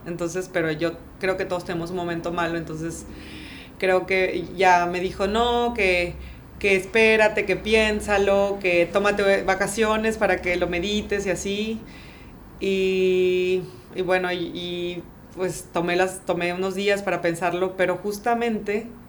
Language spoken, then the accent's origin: Spanish; Tabasco, Mexico; moved away as an adult; also born or lived in France / Canada / United States; now in Playa del Carmen, Mexico; soy tabasqueña